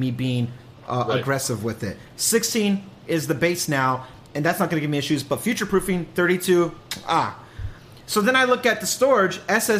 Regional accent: California, United States; Even though I'm not home, I'm a Californian. I'm a chill dude.

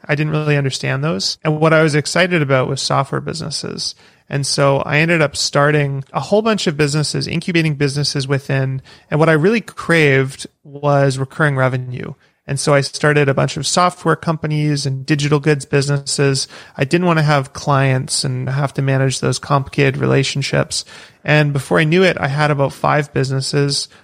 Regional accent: Vancouver, British Columbia, Canada; also born or lived in Victoria; I'm from Canada, grew up in Vancouver, which is a pretty big city

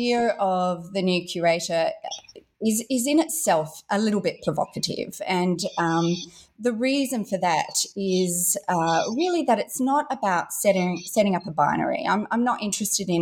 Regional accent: Perth, Western Australia, Australia; moved away; also born or lived in London; I grew up in Western Australia here in Australia, so in Perth

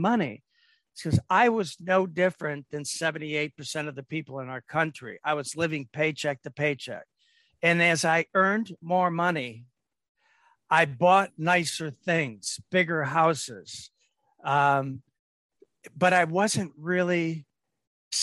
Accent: Detroit, Michigan, United States; I grew up in Detroit.

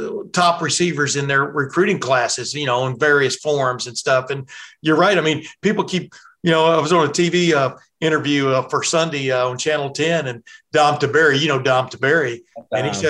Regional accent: Lufkin, Texas, United States; moved away; I'm from Lufkin, Texas, from way back when

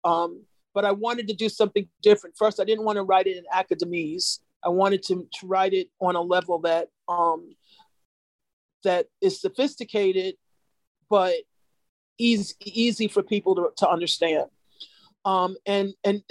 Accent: New York, United States; I'm from New York

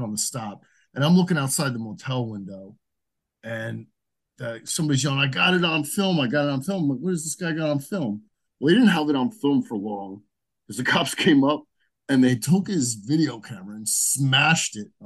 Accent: Edison, New Jersey, United States; I'm from New Jersey, and I'm still here. Yeah, I grew up in Edison on the border of Woodbridge

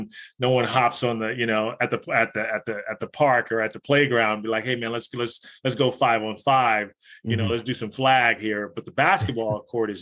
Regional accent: Los Angeles, California, United States; moved away as an adult; also born or lived in San Jose, California; I grew up in Los Angeles, as you mentioned, in the 70s and the 80s, in Los Angeles

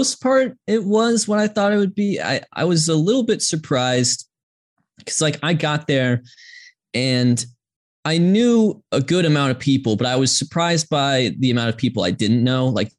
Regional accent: Georgia, United States; I grew up in Georgia, as did my parents who grew up in Atlanta, and I was born in the mid 90s in the middle of a dynasty

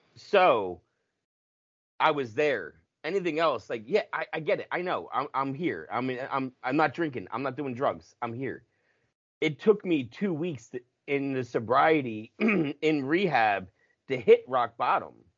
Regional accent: United States; I'm grew, grew up ten minutes from Philly

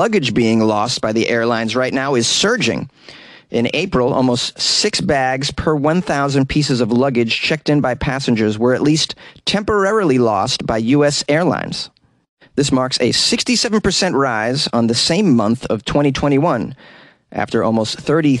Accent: United States; I'm an American.

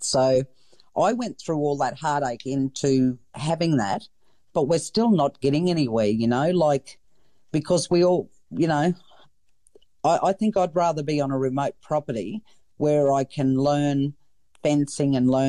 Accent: Queensland, Australia; to be an Australian, and I'm overly wrapped more so that I'm a Queenslander.

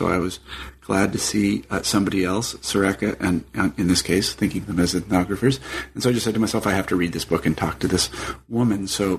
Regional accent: Kansas, United States; I'm from Kansas.

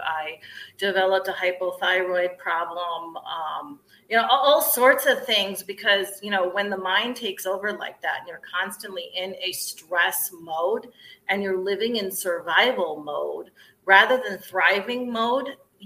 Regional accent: Ohio, United States; moved away as an adult; also born or lived in upstate New York; now in Chicago, United States; I'm a Midwestern girl, so I'm originally from Ohio and then came to upstate New York to go to college and settled back in the Midwest

